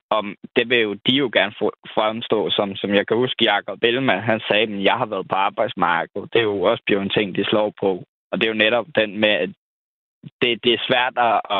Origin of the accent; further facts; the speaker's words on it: Copenhagen, Capital Region of Denmark, Denmark; now in Nyborg, Denmark; Nej, jeg er, øh, jeg er fraflytter fra København.